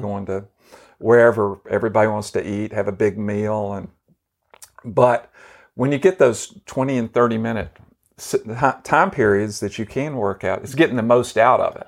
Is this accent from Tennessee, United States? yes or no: yes; Memphis, Tennessee, United States; We grew up within, uh, about five or six blocks from each other in East Memphis